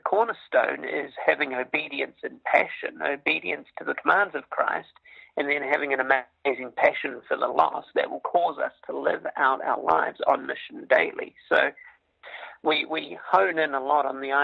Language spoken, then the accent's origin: English; New Zealand; moved away as an adult; now in Ohio, United States; I'm originally from New Zealand, born and raised over there.